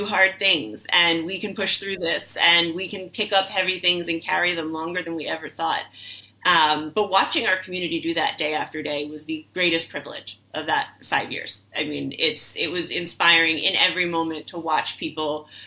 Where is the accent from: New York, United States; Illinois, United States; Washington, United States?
New York, United States; New York City; I'm a New Yorker through and through, like born and raised.